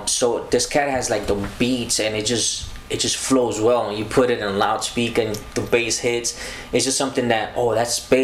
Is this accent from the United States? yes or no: yes; New York City, New York, United States; also born or lived in Costa Rica; Born in Costa Rica. I was raised in the Bronx, you know, not too far from here, Bailey Avenue